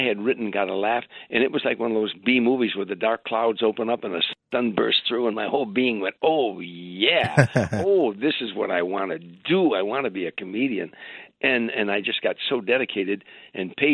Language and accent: English; Harvey, Illinois, United States; moved away as an adult; I went back to Chicago, Harvey, Illinois, my hometown, a suburb on the south side of Chicago